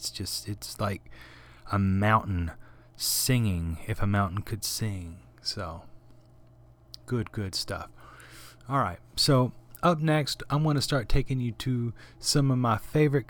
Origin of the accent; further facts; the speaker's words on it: the South, United States; I was born and raised in the South, if you can't tell.